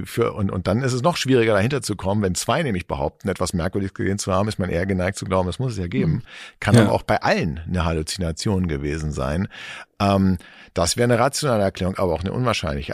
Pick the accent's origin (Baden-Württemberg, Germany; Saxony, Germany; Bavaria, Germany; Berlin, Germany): Berlin, Germany; ich bin in Eichkamp groß geworden